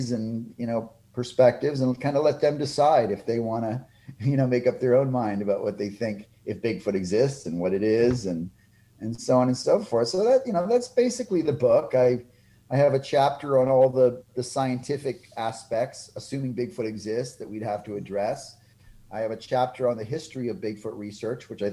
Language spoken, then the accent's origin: English; Texas, United States; here in my home state of Texas